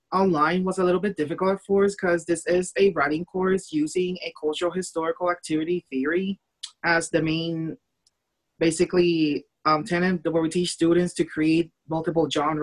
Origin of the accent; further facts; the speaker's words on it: Puerto Rico; now in Normal, United States; fly back home to Puerto Rico